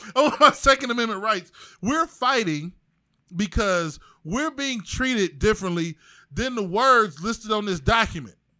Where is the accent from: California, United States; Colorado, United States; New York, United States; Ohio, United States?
Ohio, United States; East Cleveland; I'm from East Cleveland. Yeah, I went to Gannon. But I went to Shaw